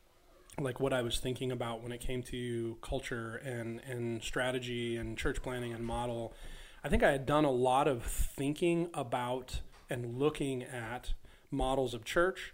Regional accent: Northern California, United States; now in Buffalo, United States; I'm from Northern California, and most people think that means the Bay Area, but I grew up like 4 hours north of the Bay Area.

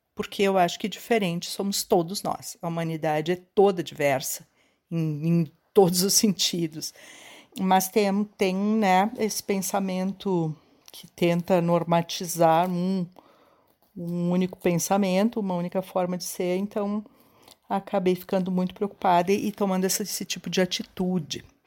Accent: Caxias do Sul, Rio Grande do Sul, Brazil; sou de Caxias do Sul

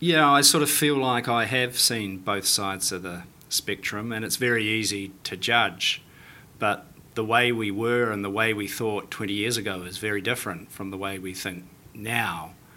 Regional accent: New Plymouth, Taranaki, New Zealand; Oh, for sure, because I went to school, I went to school in the 70s and the 80s, and it was boom time. It was Maui platform being built, it was Kapuni.

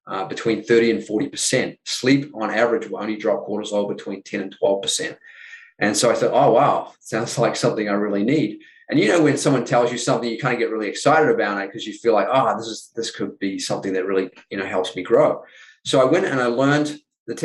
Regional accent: New Zealand; moved away as an adult; growing up in New Zealand, the first 20 years of my life

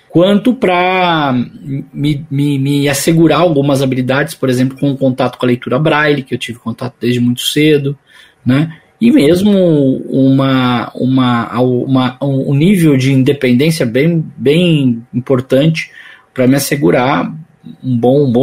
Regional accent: São Paulo, Brazil; Eu moro aqui no ABC, vivo aqui no ABC, sou paulista, né? Sou aqui do grande ABC, e mas sempre tive atividades profissionais em São Paulo

